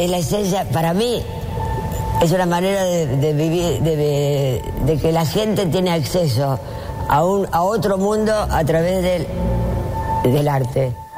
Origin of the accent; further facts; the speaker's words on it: Argentina; soy made in Argentina